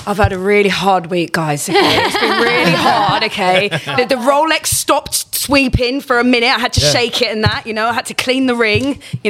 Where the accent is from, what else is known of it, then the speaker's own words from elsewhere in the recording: London, United Kingdom; I was born in London. I grew up in Kensington and I live in Liverpool Street Central.